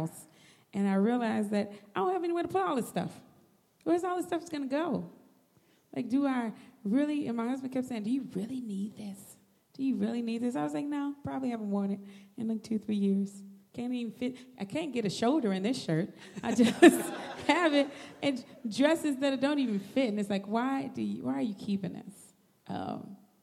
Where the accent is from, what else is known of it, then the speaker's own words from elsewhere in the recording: Chicago, Illinois, United States; I grew up here in Chicago, born and raised